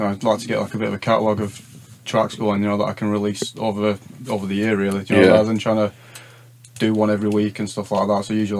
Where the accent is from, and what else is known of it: Rossendale, North West England, United Kingdom